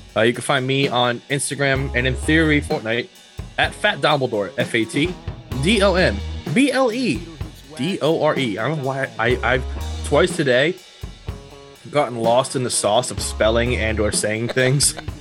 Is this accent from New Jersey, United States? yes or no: yes; New Jersey, United States; I'm from Jersey